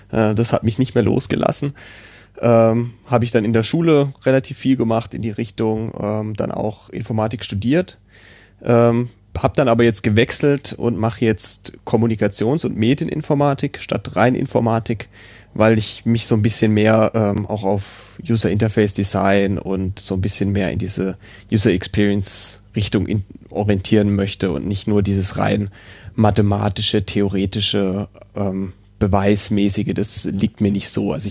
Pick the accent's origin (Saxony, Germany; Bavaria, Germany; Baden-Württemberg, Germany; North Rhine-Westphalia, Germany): Baden-Württemberg, Germany; Karlsruhe; Äh, also ich komme ja aus Karlsruhe, da ist er ja gar nicht empfangbar